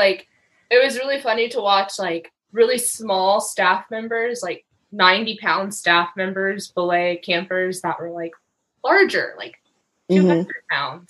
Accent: Atlanta, Georgia, United States; I'm from Atlanta, Georgia, born and raised.

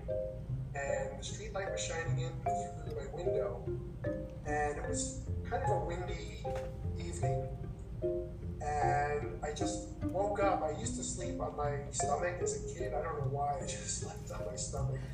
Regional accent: Commack, New York, United States; now in Albany area, United States; I grew up in Long Island, born and raised

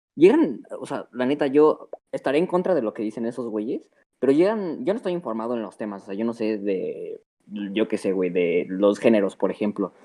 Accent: Mexico

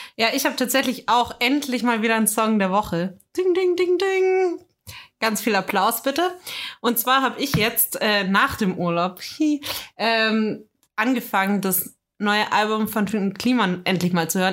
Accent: Germany; als Deutscher

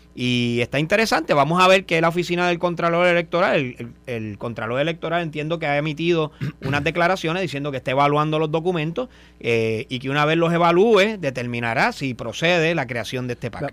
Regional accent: Cabo Rojo, Puerto Rico; sea mi pueblo

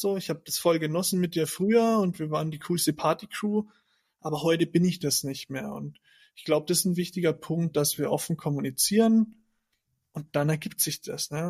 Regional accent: Germany; moved away as an adult; da zu bleiben, wo ich herkomme

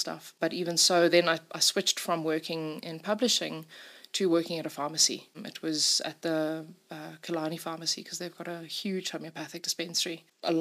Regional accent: Simon's Town, Western Cape, South Africa; now in Johannesburg, South Africa; I grew up in Simonstown, surrounded by nature

